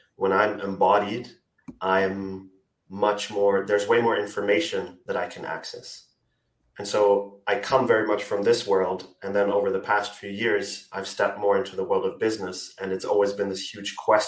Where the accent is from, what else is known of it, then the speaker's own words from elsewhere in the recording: Austria; I'm from Austria. I'm living in Austria as well right now